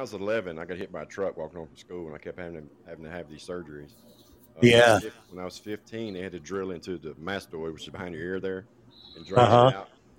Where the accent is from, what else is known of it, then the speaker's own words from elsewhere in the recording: Nashville, Tennessee, United States; I'm from Nashville, Tennessee.